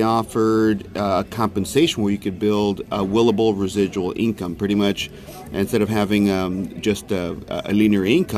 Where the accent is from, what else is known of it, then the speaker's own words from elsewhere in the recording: McAllen, Texas, United States; I'm from McAllen, Texas, born and raised